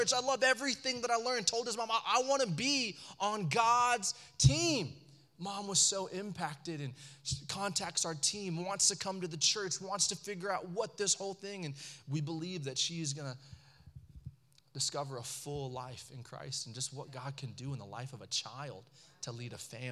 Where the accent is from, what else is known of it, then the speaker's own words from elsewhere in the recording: Allen, Texas, United States; growing up in Allen, Texas